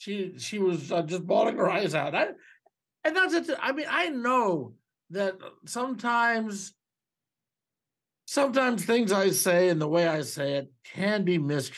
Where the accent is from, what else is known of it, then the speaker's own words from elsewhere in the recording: Canada; But I'm here because I'm Canadian.